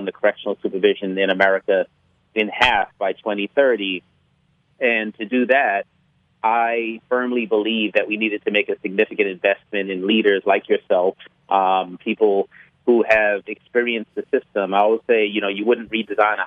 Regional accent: New York City, New York, United States; I was born in New York City, Bedford-Stuyvesant, Brooklyn.

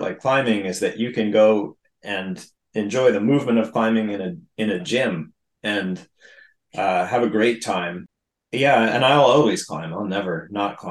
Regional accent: New England, United States; So I grew up here in New England, where I still live

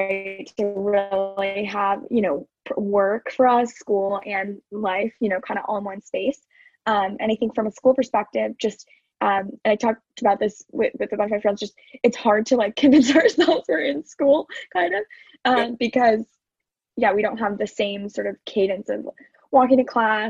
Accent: Denver, Colorado, United States; moved away as an adult; now in Los Angeles, United States; I'm from Denver

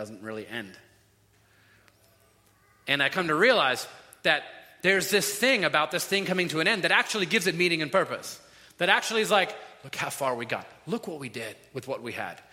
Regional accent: Florida, United States; We're all from Florida

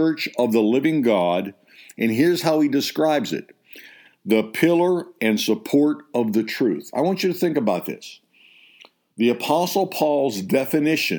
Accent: United States; I believe I'm an American.

